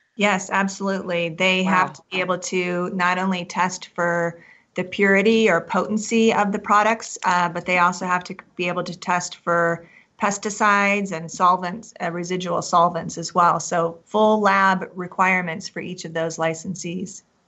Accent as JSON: {"language": "English", "region": "Kansas", "country": "United States", "moved": "yes", "lives_now": "Colorado, United States", "said": "I'm originally from Kansas"}